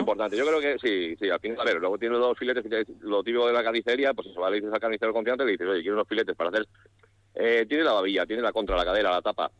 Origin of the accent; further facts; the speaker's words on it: San Justo de la Vega, Castile and León, Spain; De Astorga, de San Justo la Vega, de un pueblo pequeñito entre León y Astorga